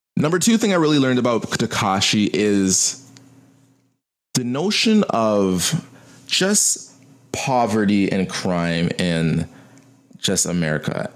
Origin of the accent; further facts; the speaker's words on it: United States; I'm an American